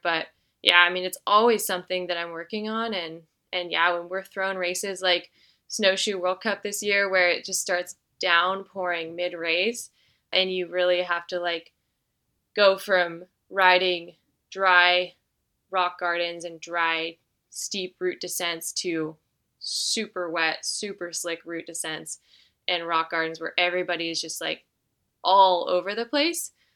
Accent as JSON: {"language": "English", "region": "Northern California", "country": "United States", "tie": "born or raised there", "moved": "yes", "lives_now": "Durango, United States", "said": "I grew up in Northern California"}